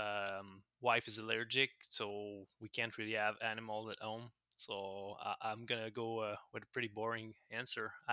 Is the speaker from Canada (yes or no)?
yes; Montreal, Quebec, Canada; accent: French-Canadian; I'm from Montreal, Canada, so in North America. So I'm a French-Canadian, if the accent gave it away